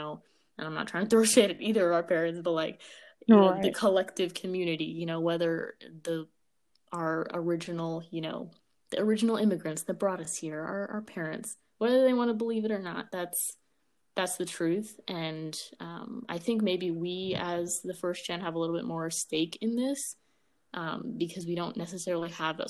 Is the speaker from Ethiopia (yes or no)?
yes; Ethiopia; now in United States; I'm from Ethiopia, you're from Ethiopia, but at the end of the day, we both Black.